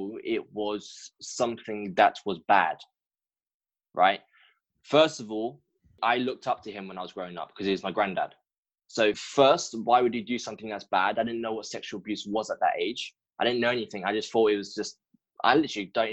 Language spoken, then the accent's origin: English; London, United Kingdom; I'm from London in the UK, and I was practically raised up in a broken home